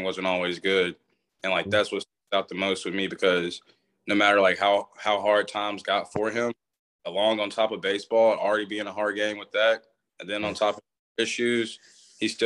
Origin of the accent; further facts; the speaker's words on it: Atascocita, Texas, United States; also born or lived in Nacogdoches, Texas; I ended up moving to Houston, Texas. And I'm from a Atascocita